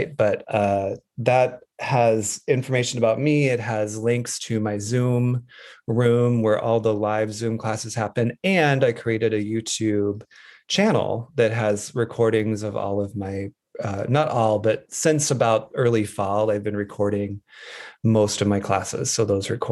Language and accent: English; Wyoming, United States; I grew up in Wyoming